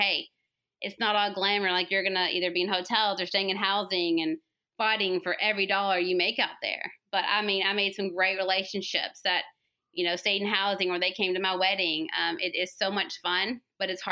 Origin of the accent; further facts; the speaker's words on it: the South, United States; accent: Southern; also born or lived in Georgia; my Southern accent